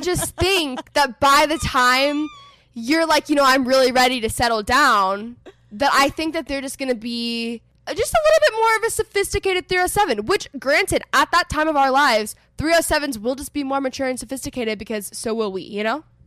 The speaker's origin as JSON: {"language": "English", "region": "Texas", "country": "United States", "also_born_or_lived": "Los Angeles", "moved": "as an adult", "said": "I'm from Texas originally. I'm currently living in Texas. I was in LA for the past four and a half years."}